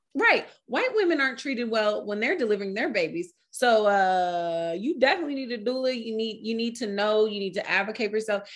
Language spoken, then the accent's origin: English; New York, United States; moved away; also born or lived in California; I'm a New Yorker and I've lived in Cali.